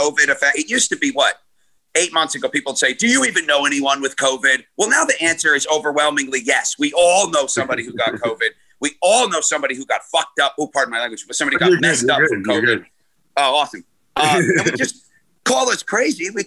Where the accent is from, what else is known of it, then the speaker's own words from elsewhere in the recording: Glenmont, New York, United States; my hometown in Glenmont, New York.